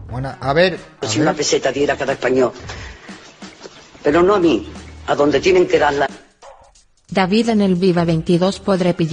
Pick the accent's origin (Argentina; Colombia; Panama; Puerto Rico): Argentina; me hizo ampliar horizontes soy de Argentina, por eso te pregunto.